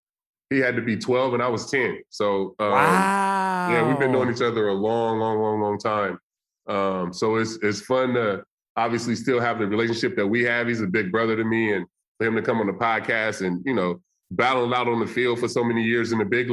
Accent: the Bay Area, California, United States; we're from the Bay

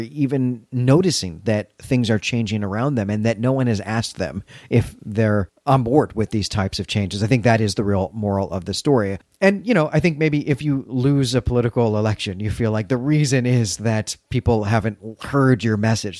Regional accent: Chicago, Illinois, United States; my hometown of Chicago

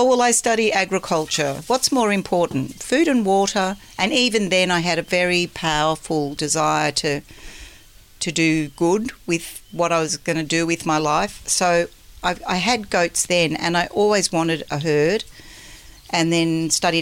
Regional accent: Melbourne, Victoria, Australia; grew up in Melbourne where the orchards used to be

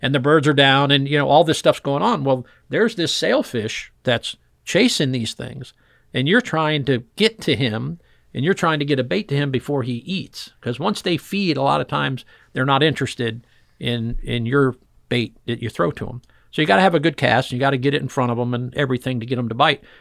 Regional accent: Fort Lauderdale, Florida, United States; I grew up in Fort Lauderdale going offshore fishing

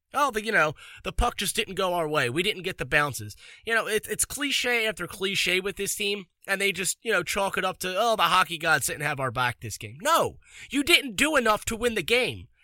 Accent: Philadelphia, Pennsylvania, United States; as a Philadelphian

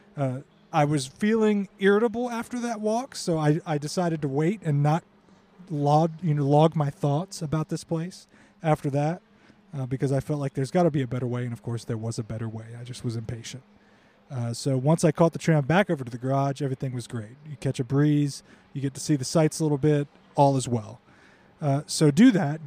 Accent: United States; As an American Formula One and motorsport fan

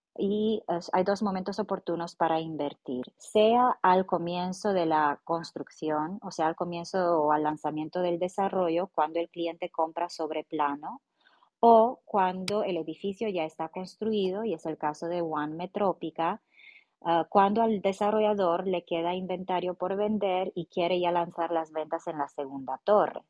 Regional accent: Romania; Spanish is a second language; moved away; yo como rumana

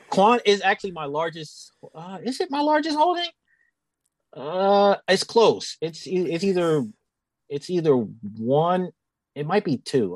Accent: Pennsylvania, United States; I'm from Pennsylvania and I worked in New Jersey

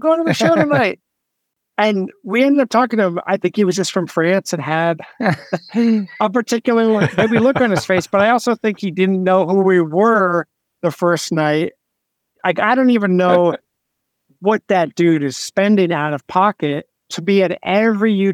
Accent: New Jersey, United States; Growing up in New Jersey

